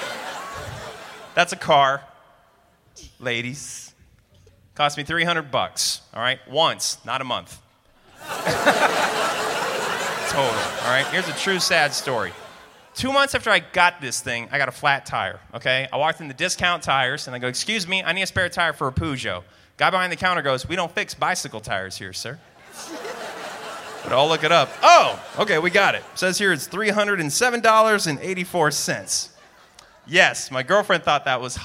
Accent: Denver, Colorado, United States; I think it's great being from Denver. I love being from Denver

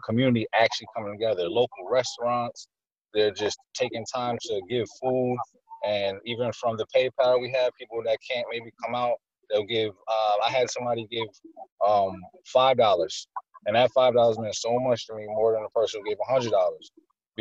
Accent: Poughkeepsie, New York, United States; I was born in Poughkeepsie. I was born in the parts that they say aren't as nice. So this is my community. This is where I'm from

